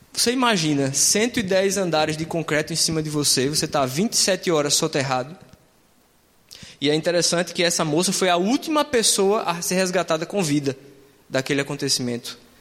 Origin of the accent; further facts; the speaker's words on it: Northeast Region, Brazil; moved away; Isso é mais uma coisa lá da minha terra do que aqui